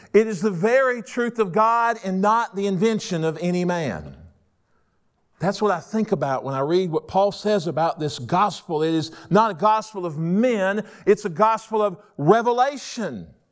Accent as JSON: {"language": "English", "town": "Rome", "region": "Georgia", "country": "United States", "tie": "born or raised there", "also_born_or_lived": "Waycross, Georgia", "moved": "as an adult", "said": "I was born and raised in Rome, Georgia. I grew up there"}